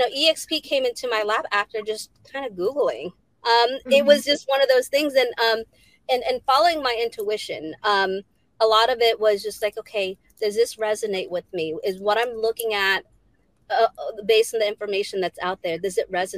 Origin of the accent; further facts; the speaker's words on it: Virginia Beach, Virginia, United States; also born or lived in Philippines; I do everything here in Virginia Beach, Virginia, where I grew up